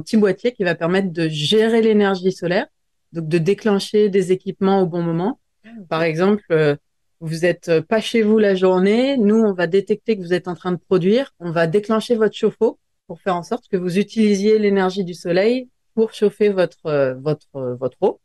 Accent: near Grenoble, Auvergne-Rhône-Alpes, France; J'ai grandi vers Grenoble, près des montagnes

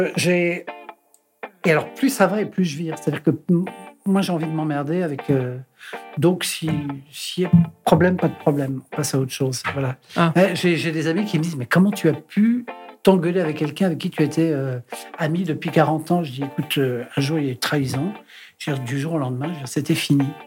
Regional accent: Paris, Île-de-France, France; also born or lived in Brittany; pour la famille, euh, je suis un Parisien, je suis pas un Breton.

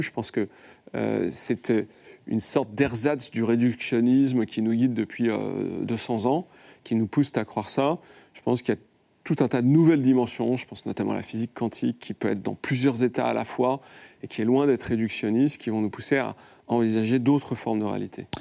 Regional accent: France; en tant que Français

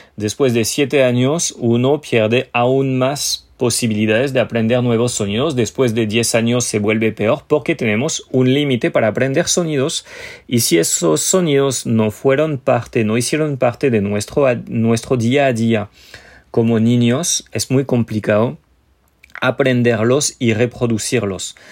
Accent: France; first language French; Spanish is a second language; moved away; yo siendo francés

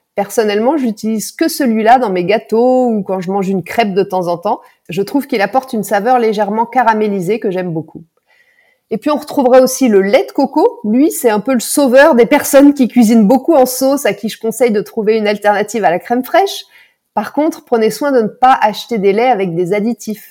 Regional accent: France; chez nous en France

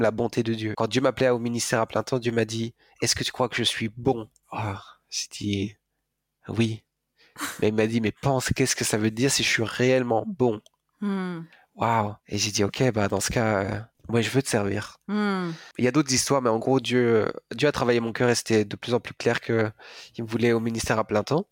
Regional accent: France; je suis français, d'un père français, d'une mère allemande

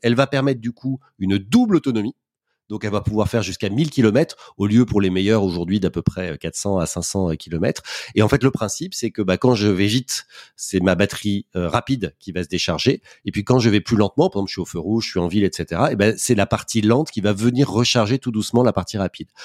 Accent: Paris, Île-de-France, France; quand on est parisien, par exemple, ce qui est mon cas

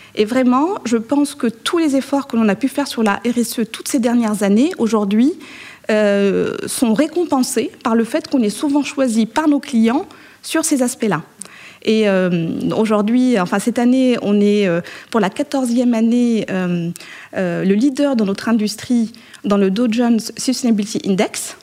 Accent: Morocco; moved away; je suis née et j'ai été élevée au Maroc.

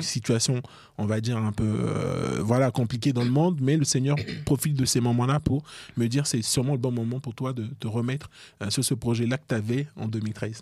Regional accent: Côte d’Ivoire; now in France; je suis ivoirien d'origine

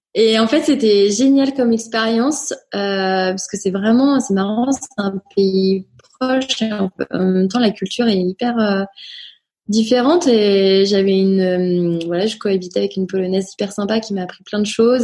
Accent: Nantes, Pays de la Loire, France; also born or lived in Rennes / Angers; Je suis née à Rennes, euh, voilà, je revendique mon côté bretonne, breton pardon. Et euh, j'ai grandi à Nantes après, euh, voilà, toute euh, mon enfance, collège, lycée.

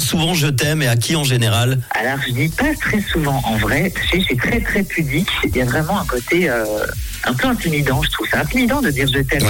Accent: Switzerland

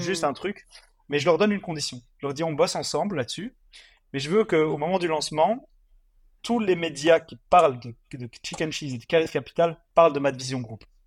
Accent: Mons, Wallonia, Belgium; moved away as an adult; also born or lived in Congo / Brussels; je suis originaire de Mons, donc j'habite pas Bruxelles à la base

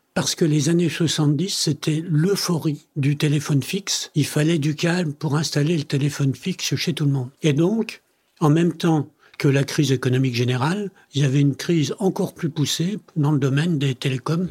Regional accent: France; also born or lived in Italy; je suis né en Italie, mes parents m'ont amené en France quand j'avais 7 ans, donc j'ai fait toutes mes études en France

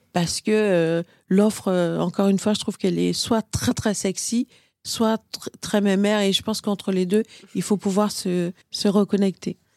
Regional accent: Martinique; je suis martiniquaise, mélange Martinique-Inde

